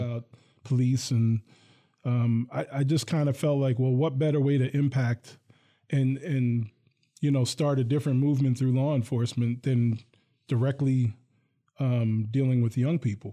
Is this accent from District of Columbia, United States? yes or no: no; Hillsdale, New Jersey, United States; now in Lansing, United States; Bergen County, New Jersey. I grew up in a town called Hillsdale